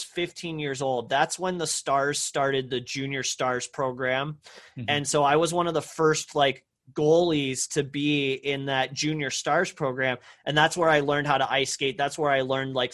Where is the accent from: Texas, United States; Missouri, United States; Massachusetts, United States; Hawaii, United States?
Texas, United States; Parker; I grew up on a horse ranch in Texas, you know, in a very rural town called Parker, you know, about an hour northeast of Dallas